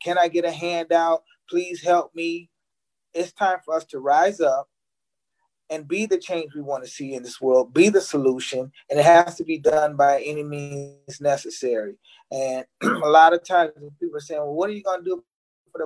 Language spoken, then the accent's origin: English; Aurora, Illinois, United States; Was born and raised in Illinois